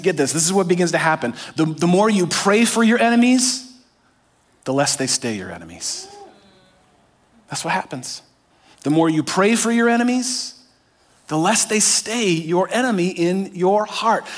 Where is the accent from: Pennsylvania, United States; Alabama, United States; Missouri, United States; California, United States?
California, United States; I grew up in California